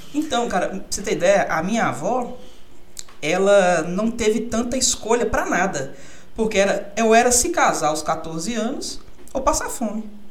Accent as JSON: {"language": "Portuguese", "region": "São Paulo", "country": "Brazil", "moved": "yes", "lives_now": "Pirapora, Brazil", "said": "Eu sou de São Paulo"}